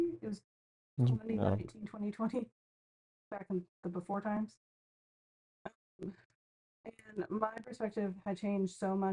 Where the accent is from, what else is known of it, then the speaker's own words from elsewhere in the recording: United States; I'm American